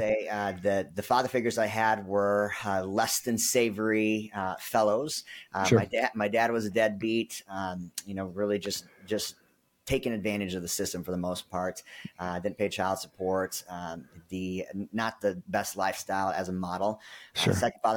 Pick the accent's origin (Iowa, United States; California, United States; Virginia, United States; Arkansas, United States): California, United States; also born or lived in Philippines / Arizona; now in Dallas, United States; I was born in Manila, Philippines, grew up in Northern California for a little while, moved to Arizona, spent about 20 years in Arizona and then Southern California.